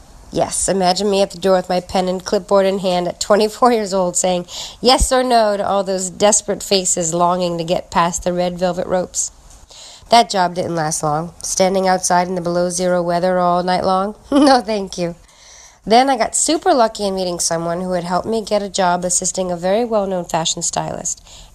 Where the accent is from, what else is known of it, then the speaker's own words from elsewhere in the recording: New Orleans, Louisiana, United States; moved away as an adult; now in New York City, United States; Hurricane Katrina had just hit my hometown of New Orleans on August 29th, 2005, and I was displaced for weeks.